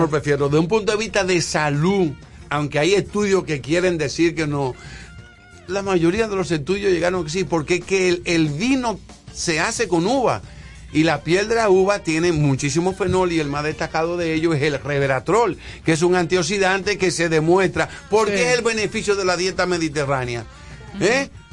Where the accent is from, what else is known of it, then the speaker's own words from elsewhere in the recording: Santiago de los Caballeros, Santiago, Dominican Republic; yo soy de Santiago y en mi época de mi 11, 12 años de edad nosotros fuimos vecinos de, de, la familia de Abreu